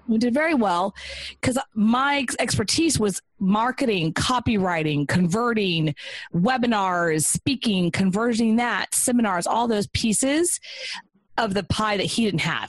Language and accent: English; Texas, United States; moved away; it was kind of coming home. I'm from Texas, so it was nice to come back.